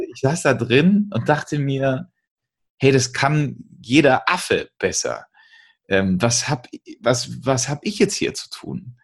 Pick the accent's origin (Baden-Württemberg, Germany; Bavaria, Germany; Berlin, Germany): Bavaria, Germany; bei uns in Bayern